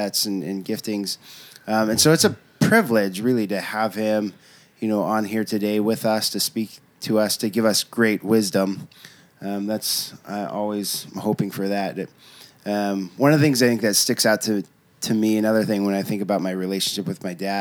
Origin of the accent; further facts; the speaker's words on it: Portland, Oregon, United States; also born or lived in Eugene, Oregon; I grew up in St. John's